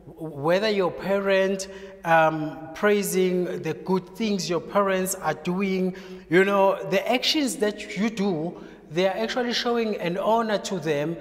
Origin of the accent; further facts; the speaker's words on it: KwaZulu-Natal, South Africa; I'm from KwaZulu-Natal